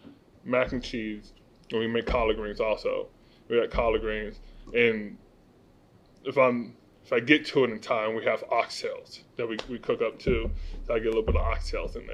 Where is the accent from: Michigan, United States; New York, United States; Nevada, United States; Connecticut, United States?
Nevada, United States; Las Vegas; growing up in Vegas